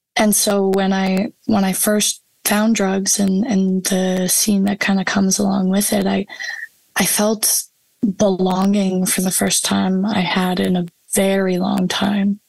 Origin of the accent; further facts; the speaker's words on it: High River, Alberta, Canada; my hometown of High River